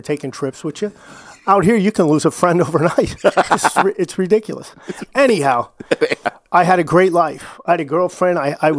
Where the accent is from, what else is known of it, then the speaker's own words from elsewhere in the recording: Flemington, New Jersey, United States; moved away; also born or lived in New Brunswick, New Jersey; I was born in New Brunswick. For those of you who don't know, New Brunswick, New Jersey is famous for Rutgers University.